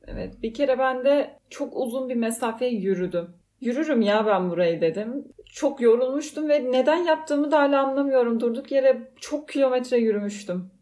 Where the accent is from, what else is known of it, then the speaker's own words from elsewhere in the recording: Fethiye, Muğla, Turkey; ben de Fethiye'liyim